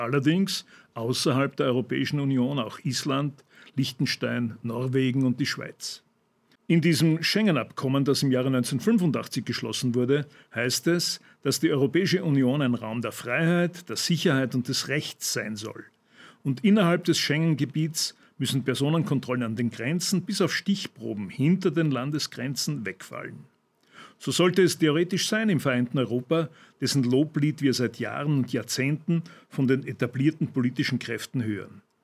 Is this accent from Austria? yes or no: yes; Austria; bei uns in Österreich